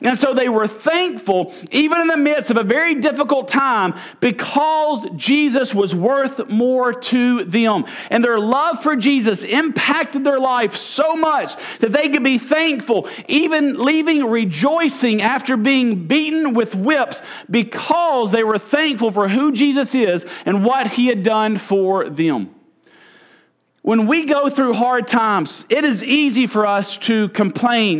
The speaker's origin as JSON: {"language": "English", "region": "Mississippi", "country": "United States", "said": "I'm from Mississippi."}